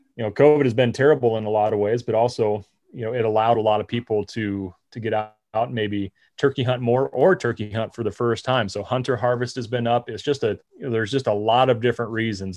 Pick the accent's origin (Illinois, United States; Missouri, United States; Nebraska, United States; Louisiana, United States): Nebraska, United States; I'm from Nebraska